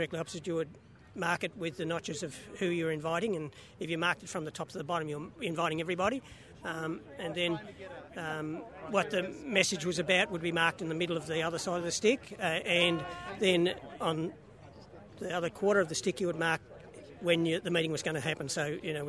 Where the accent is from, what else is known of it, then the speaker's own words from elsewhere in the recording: Wimmera Mallee, Victoria, Australia; now in Ballarat, Australia; I'm currently from Ballarat, but I'm originally from the Wimmera Mallee.